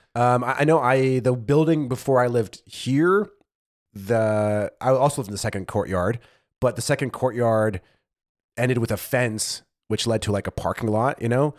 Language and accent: English; United States; now in Germany